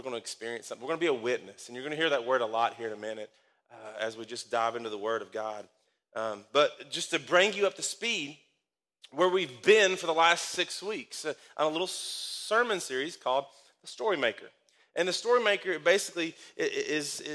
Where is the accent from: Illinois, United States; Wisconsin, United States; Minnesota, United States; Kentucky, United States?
Kentucky, United States; Danville; where I grew up, and this is where my hometown is. This is it, Danville, Kentucky